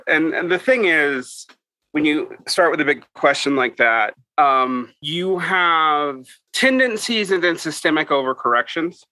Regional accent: Utah, United States; my home state of Utah

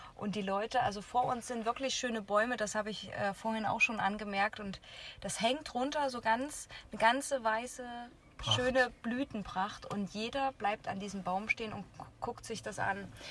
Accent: Jena, Thuringia, Germany; ich habe in meiner Jugend einfach hier in Jena Tennis äh, gespielt

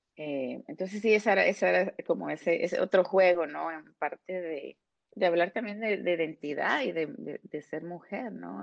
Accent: Guatemala; moved away as an adult; now in United States; crecido, vivido en un país como Guatemala

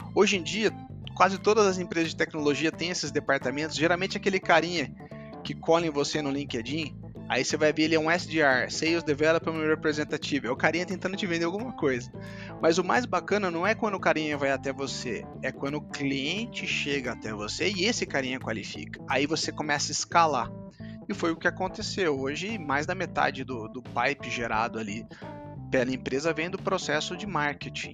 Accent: Campinas, São Paulo, Brazil; eu sou de Campinas

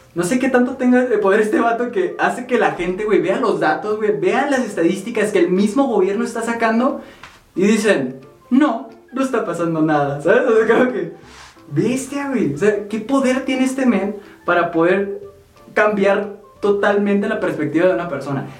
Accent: Mexico

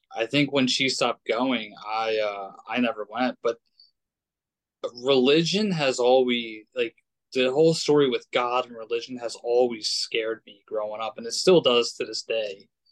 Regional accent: United States; I grew up in America

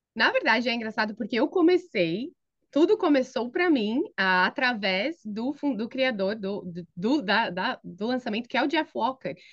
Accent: São Paulo, Brazil; moved away as an adult; also born or lived in Philadelphia area, United States; now in Philadelphia, United States; eu sou paulista da Gema, Uh, cresci e me criei em São Paulo

